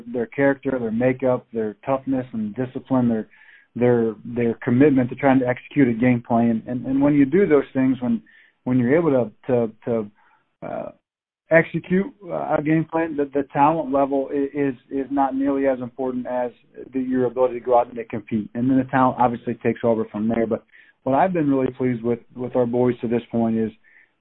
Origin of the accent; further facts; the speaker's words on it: Indiana, United States; it made me very proud to be a Hoosier, and I loved Wright State, and that's my alma mater, and I loved the people there, and we were able to be very successful, and afforded me the opportunity to get to come back home and represent my hometown